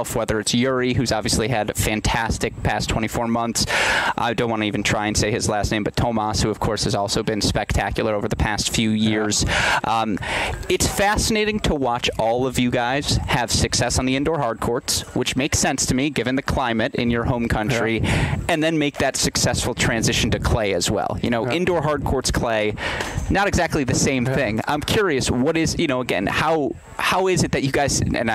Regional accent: Michigan, United States; I grew up in Michigan, which is a state that's similar climate

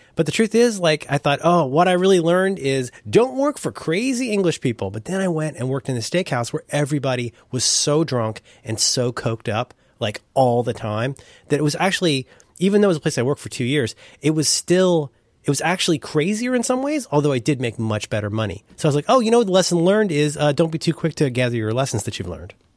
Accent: Ohio, United States; I'm from Ohio

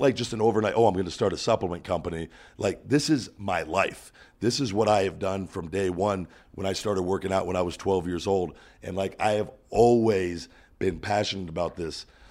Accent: Las Vegas, Nevada, United States; "Oh, where are you from?" And I, and I go, "Las Vegas."

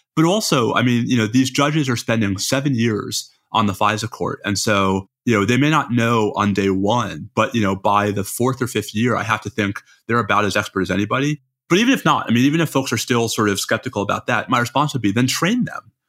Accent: New York, United States; I'm a New Yorker

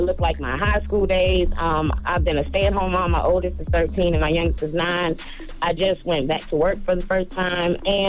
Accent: South Carolina, United States; Charlamagne, I'm from South Carolina, boo.

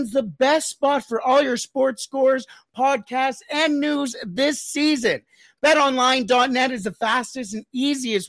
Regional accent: Canada; I'm Canadian

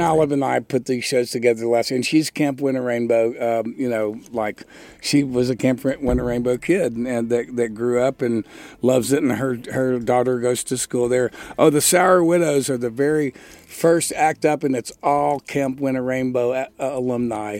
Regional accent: Texas, United States; moved away as an adult; also born or lived in Nashville; I grew up in Texas

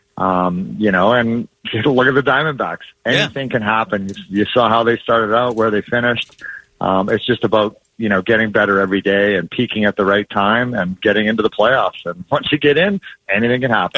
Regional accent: Edmonton, Alberta, Canada; now in Arizona, United States; I grew up in Edmonton.

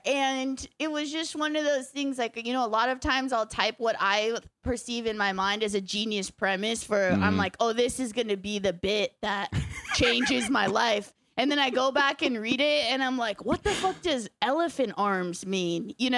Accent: California, United States; And so I was from Orange County and I was yet to meet a man who had read a book before.

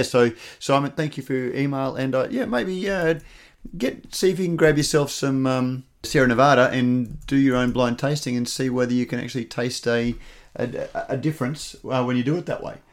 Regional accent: Queensland, Australia; as a Queenslander

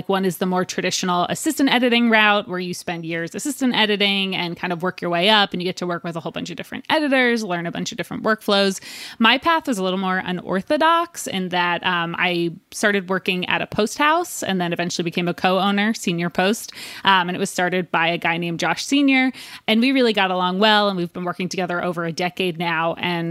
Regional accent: New Jersey, United States; We're both from New Jersey, both come from religious families.

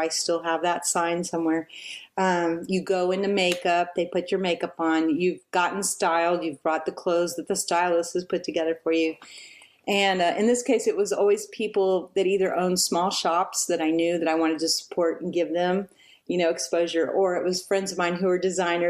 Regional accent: Texas, United States; And I'm like, just because I'm from Texas doesn't mean I want big hair.

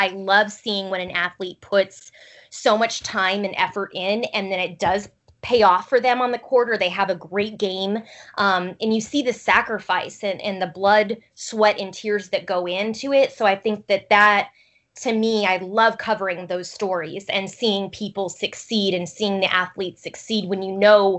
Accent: Pullman, Washington, United States; I grew up in Pullman, Washington. I went to high school there.

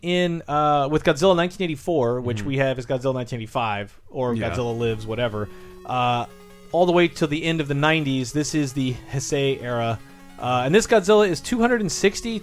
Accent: Midwest, United States; growing up in the Midwest, in the mid-80s

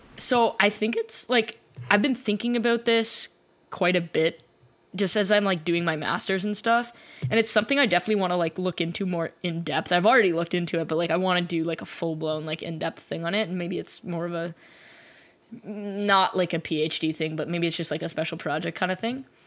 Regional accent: Canada; we're both Canadian

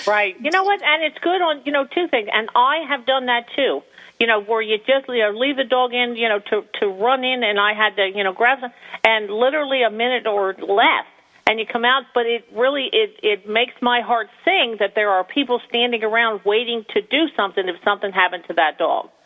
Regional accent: New Jersey, United States; having been born and raised in New Jersey

